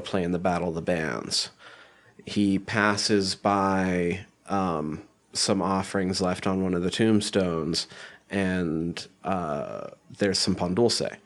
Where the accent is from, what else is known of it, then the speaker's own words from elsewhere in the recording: Montana, United States; I grew up in Montana